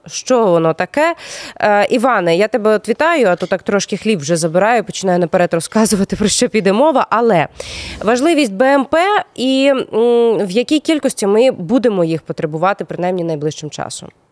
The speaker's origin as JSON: {"language": "Ukrainian", "region": "Crimea", "country": "Ukraine", "tie": "born or raised there", "moved": "yes", "said": "мої земляки з моєї малої батьківщини з окупованого поки що Криму"}